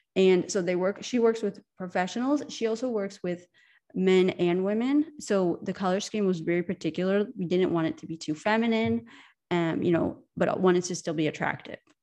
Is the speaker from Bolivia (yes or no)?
no; United States; moved away as an adult; now in Europe; I'm American, I'm from America, but I live in Europe, and I moved here ten years ago